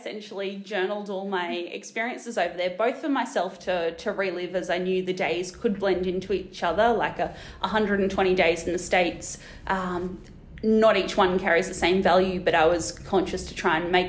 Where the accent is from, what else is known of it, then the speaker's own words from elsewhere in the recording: Australia; I'm this random from Australia